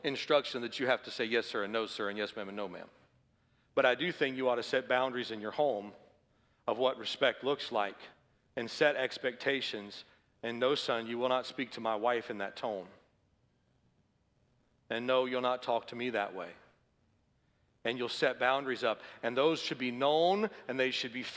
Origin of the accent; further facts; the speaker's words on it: the South, United States; I grew up in the South